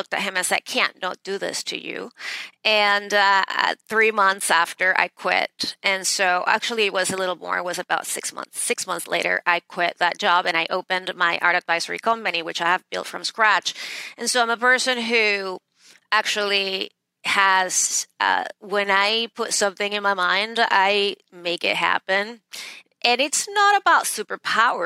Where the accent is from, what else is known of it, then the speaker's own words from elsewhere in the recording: Venezuela; moved away as an adult; now in New York City, United States; I was born and raised in Venezuela, and I moved to the States in the late 90s to attend Harvard Law School